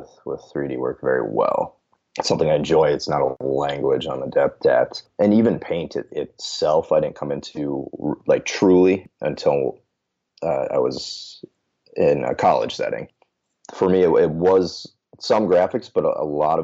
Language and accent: English; rural southwest Minnesota, United States; now in St. Paul, United States; originally from rural Minnesota, so like the southwest corner